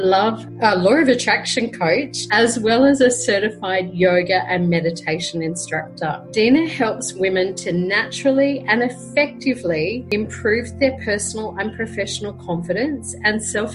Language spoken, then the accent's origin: English; Brisbane, Queensland, Australia; now in Colombia; I'm originally from Brisbane, Australia, and currently living in Colombia, South America.